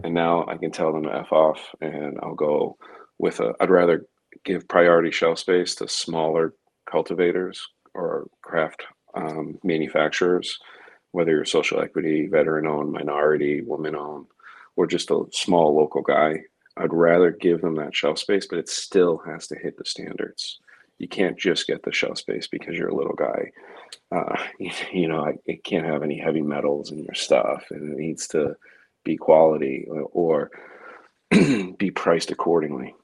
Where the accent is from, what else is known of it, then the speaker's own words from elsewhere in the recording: Massachusetts, United States; my home state